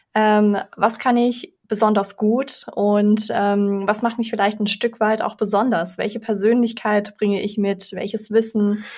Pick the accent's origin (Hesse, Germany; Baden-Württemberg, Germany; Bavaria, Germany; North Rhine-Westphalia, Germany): Hesse, Germany; Frankfurt; also born or lived in Belarus; bin mit vier Jahren nach Deutschland gekommen, in Frankfurt aufgewachsen